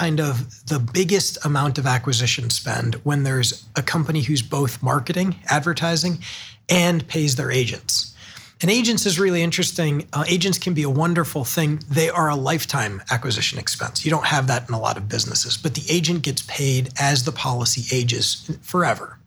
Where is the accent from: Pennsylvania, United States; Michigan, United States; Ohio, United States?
Ohio, United States; Hudson; also born or lived in Chicago / San Francisco; now in Cleveland, United States; I grew up in Hudson, Ohio, just outside of Akron. An Ohio kid all my life until in my working age